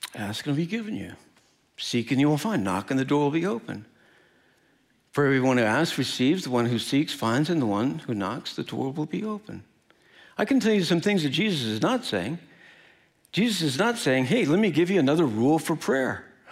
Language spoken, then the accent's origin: English; Midwest, United States; But I'm from the Midwest. I'm Midwest nice